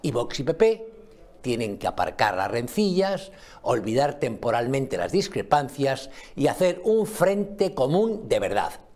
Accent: Spain; los españoles

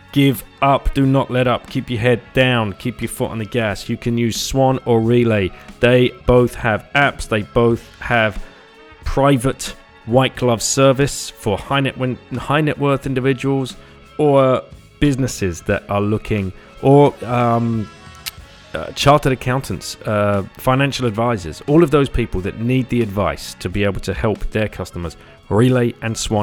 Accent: United Kingdom; we're British

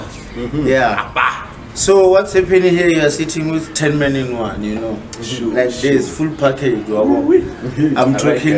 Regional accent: Limpopo, South Africa; moved away; I was born in Limpopo, right? I grew up there, and then I came back this side for schooling.

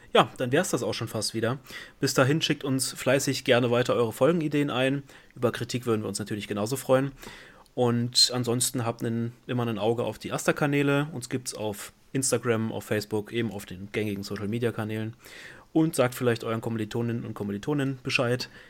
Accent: Brandenburg, Germany; now in Giessen, Germany; ich komme aus Brandenburg

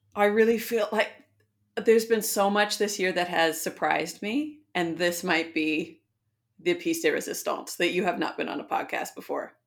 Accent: San Diego, California, United States; moved away as an adult; now in Auckland, New Zealand; I'm from San Diego in California

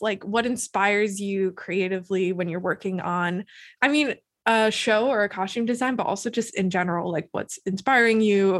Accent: Midwest, United States

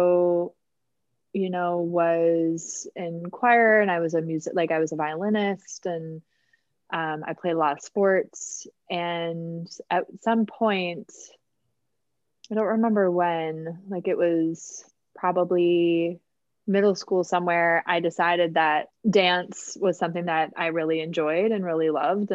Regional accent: Minneapolis, Minnesota, United States; I grew up in Minneapolis. That's where I'm from.

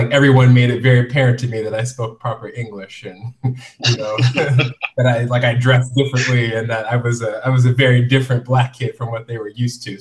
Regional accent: Indianapolis, Indiana, United States; also born or lived in Dayton, Ohio; Uh, so originally, I'm from Indianapolis, Indiana. Um, my dad was in the military, so we moved around quite a bit. So I, I lived in Ohio, like in a suburb of Dayton, for roughly 10

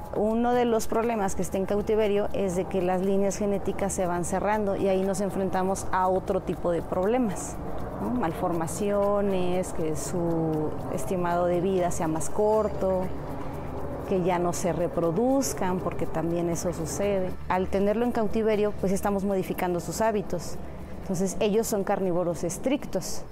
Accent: Mexico City, Mexico; Yo soy nativa de aquí de Xochimilco

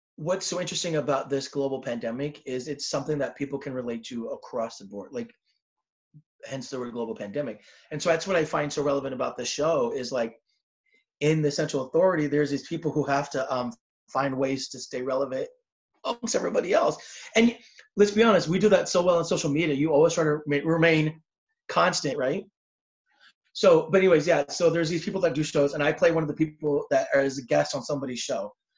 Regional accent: Southern California, United States; I'm from Southern California

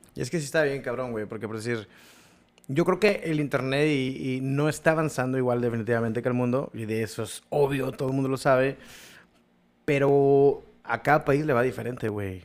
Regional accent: Mexico; somos mexicanos

